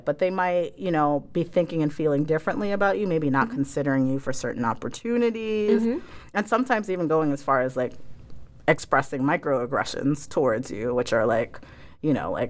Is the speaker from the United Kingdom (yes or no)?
no; Ghana; now in United States; I, you know, am an African, first generation African-American in this country. I'm from Ghana.